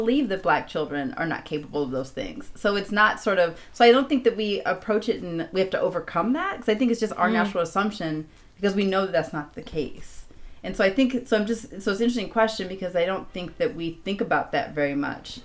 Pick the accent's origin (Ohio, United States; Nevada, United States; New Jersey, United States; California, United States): California, United States; Los Angeles; also born or lived in Chicago; I'm from Los Angeles, but I lived in Chicago for about 5 years.